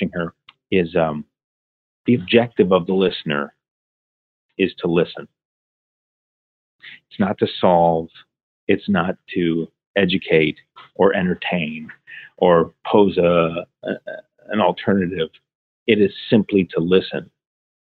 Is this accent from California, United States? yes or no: no; Ohio, United States; Growing up in Ohio, similar weather to Toronto